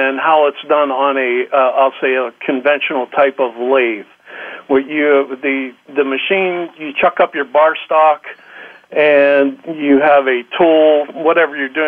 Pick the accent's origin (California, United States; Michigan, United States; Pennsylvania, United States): Pennsylvania, United States; I grew up in Pennsylvania, been here all my life